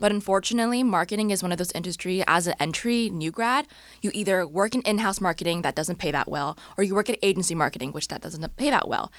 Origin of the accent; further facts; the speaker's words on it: Orange County, California, United States; moved away as an adult; also born or lived in Bay Area; now in Los Angeles, United States; I was born and raised in Orange County, so not too far from here